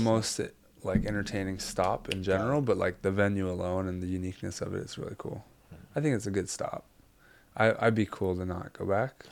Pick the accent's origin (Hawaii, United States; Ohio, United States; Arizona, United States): Hawaii, United States; growing up in Hawaii